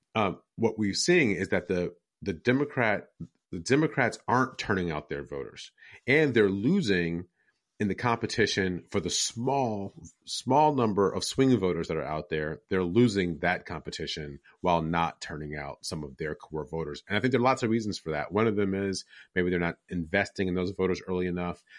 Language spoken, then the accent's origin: English; Detroit, Michigan, United States; the ones I grew up with in Detroit